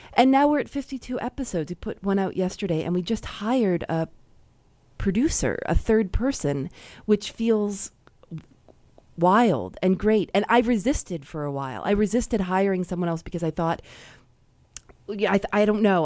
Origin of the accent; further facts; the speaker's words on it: Chicago, Illinois, United States; I'm from Chicago